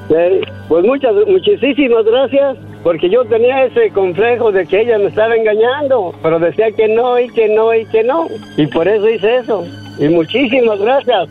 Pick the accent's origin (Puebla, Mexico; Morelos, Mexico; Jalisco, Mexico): Jalisco, Mexico; San Miguel Zapotitlán; de donde yo soy, de un rancho, cerca de Guadalajara